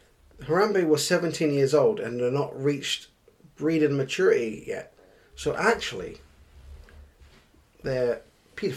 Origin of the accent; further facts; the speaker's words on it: United Kingdom; we're British